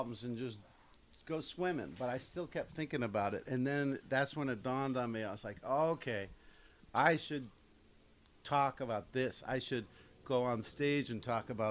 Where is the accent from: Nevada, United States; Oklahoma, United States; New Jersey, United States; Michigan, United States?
New Jersey, United States; Matawan; I'm from Mattawan inland, but my grandmother lived in Bradley, so that's where we'd go to the beach.